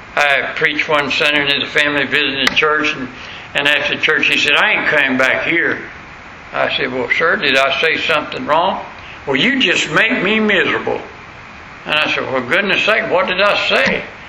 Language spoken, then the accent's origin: English; the South, United States; accent: southern; my southern accent